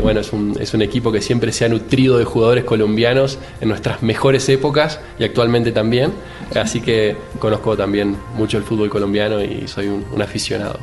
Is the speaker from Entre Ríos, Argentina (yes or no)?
yes; Paraná, Entre Ríos, Argentina; now in Rosario, Argentina; Yo nací en Paraná, que es una ciudad que está a 6 horas más o menos de Capital Federal, y vivo hace 20 años en Rosario